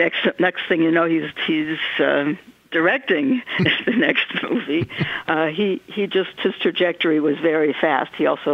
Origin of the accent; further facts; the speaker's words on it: Hollywood adjacent, California, United States; growing up Hollywood adjacent.